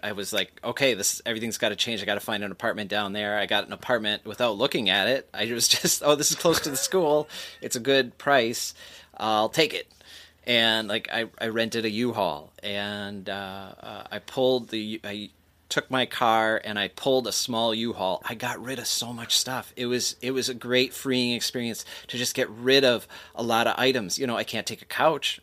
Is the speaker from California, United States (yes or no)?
no; Green Bay, Wisconsin, United States; moved away as an adult; now in Los Angeles, United States; growing up in Green Bay